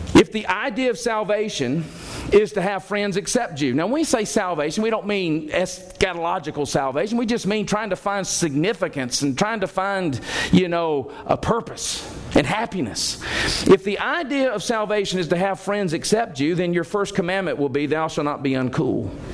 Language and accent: English; Alabama, United States; I grew up in Alabama culture.